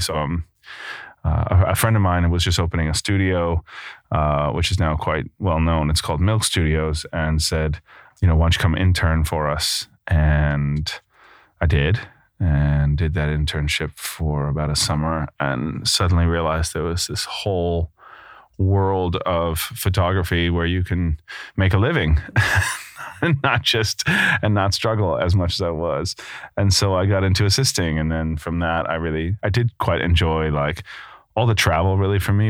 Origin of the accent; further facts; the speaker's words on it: New York, United States; moved away as an adult; also born or lived in Brooklyn / Rhode Island; now in London, United Kingdom; I'm from New York, just outside the city. I grew up eating bagels like everybody does in the area